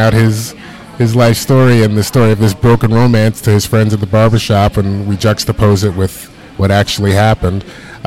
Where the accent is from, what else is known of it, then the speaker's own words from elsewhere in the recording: New York City, New York, United States; moved away as an adult; now in Los Angeles, United States; I'm from Brooklyn. I've lived here my whole life up until 5 years ago